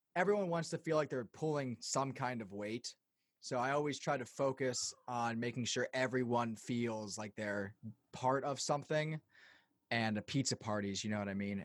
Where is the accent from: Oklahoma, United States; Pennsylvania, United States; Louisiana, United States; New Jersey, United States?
Pennsylvania, United States; Lancaster; in Lancaster, where I'm from